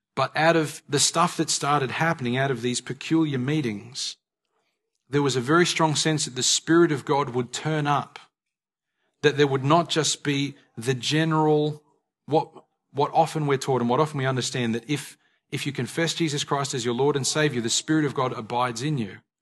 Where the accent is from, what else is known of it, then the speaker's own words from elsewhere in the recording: Australia; we are Australian citizens